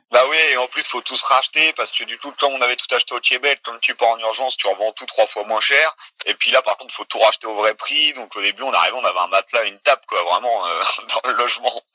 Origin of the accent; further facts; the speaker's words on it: France; also born or lived in Quebec; on est français, on est dans notre pays